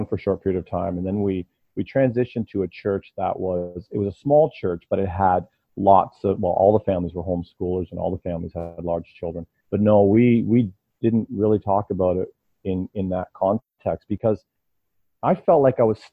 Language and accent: English; Ontario, Canada; now in London, Canada; I'm from Ontario